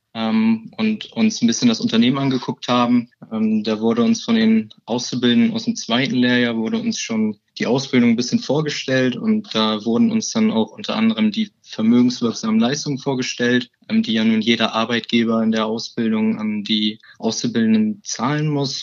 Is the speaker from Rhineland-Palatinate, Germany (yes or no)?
no; Bremen, Germany; 21 Jahre alt, ich komme aus Bremen und bin seit 2018 im Allianz-Team